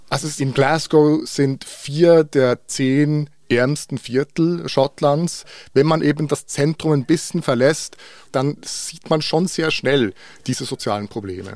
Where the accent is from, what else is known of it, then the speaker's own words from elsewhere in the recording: Bern, Switzerland; in Bern, wo ich aufgewachsen bin